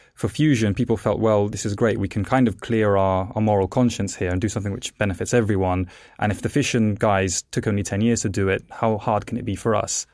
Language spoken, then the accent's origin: English; England, United Kingdom; also born or lived in Italy; the reason I, as a child, moved to England is because my parents were actually plasmaphysicists and they worked for Jet